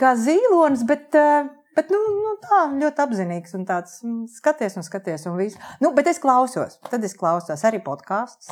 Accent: Liepāja, Kurzeme, Latvia; moved away as an adult; also born or lived in Riga; Esmu patriotiskā liepainiece, es piedzimu Lietpājā un Lietpājā nodzīvoju absolūtā pārliecībā, ka te es arī palikšu

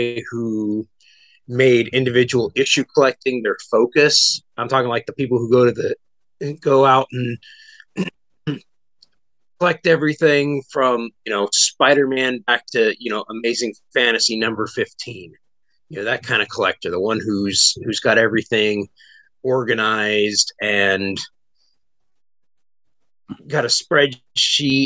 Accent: Riverside County, California, United States; moved away as an adult; also born or lived in Orange County, California / Los Angeles / San Diego; now in McKinney, United States; I was born in Orange County. I grew up in Riverside County

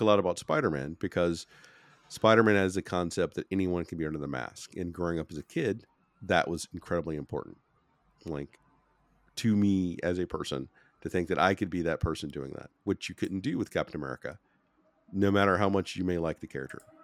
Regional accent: United States; I'm American

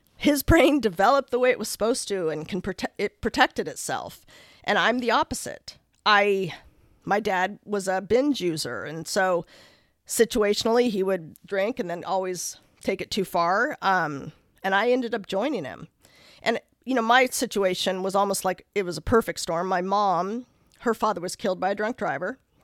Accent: Lake Oswego, Oregon, United States; I grew up in Lake Oswego

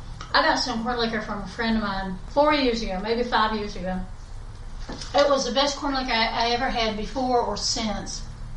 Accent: West Buncombe County, North Carolina, United States; when I was growing up, and I grew up in West, by God, Buncombe County

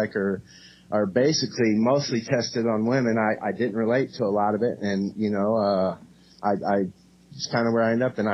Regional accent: Cape Girardeau, Missouri, United States; also born or lived in Kalamazoo, Michigan; now in Indianapolis, United States; I'm actually from Cape Girardeau, Missouri. So I was born there, and I have lived in Kalamazoo, Michigan, and then from there to Indiana.

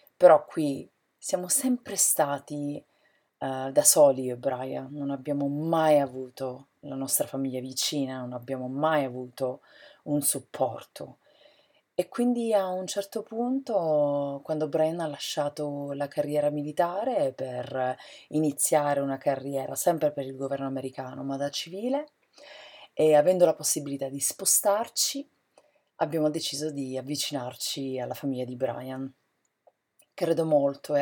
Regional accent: San Cataldo, Sicily, Italy; moved away as an adult; also born or lived in Catania, Italy; now in United States; Sono siciliana, della provincia di Caltanissetta, un paese che si chiama San Cataldo, a pochi chilometri da Caltanissetta

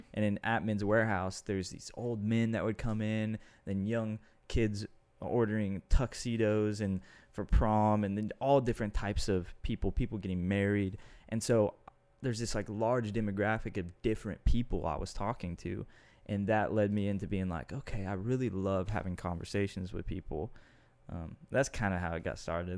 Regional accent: Austin, Texas, United States; Austin, which is my hometown.

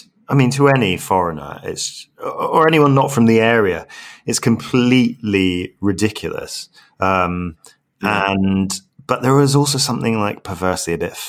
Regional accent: Glasgow, Scotland, United Kingdom; where I grew up in Glasgow

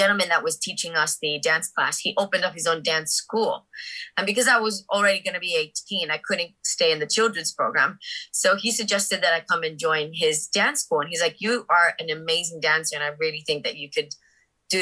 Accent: Miami, Florida, United States; moved away; I grew up in Miami. My whole family's Cuban. I was the first one born in the USA

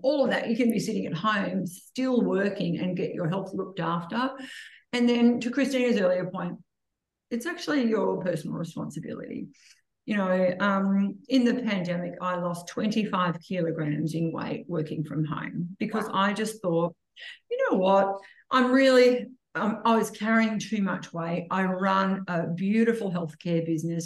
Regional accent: Gunnedah, New South Wales, Australia; when I grew up in Gunnedah, my mum and dad had Dr. Harris and Dr. Adams

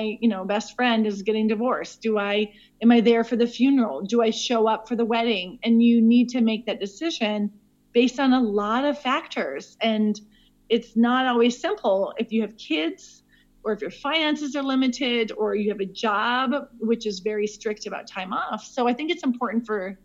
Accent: Williston, North Dakota, United States; moved away as an adult; also born or lived in Spain / Switzerland / Burkina Faso; now in South Africa; I am originally from Williston, North Dakota, but I currently live in South Africa.

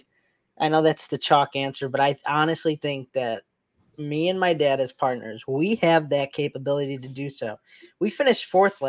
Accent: Chicago, Illinois, United States; being the Chicago guys, you know, we're from Chicago

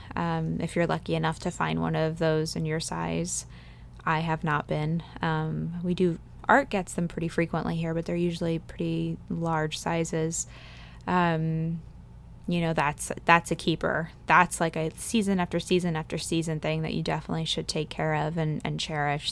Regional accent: East Coast, United States; moved away as an adult; now in Fresno, United States; growing up on the East Coast

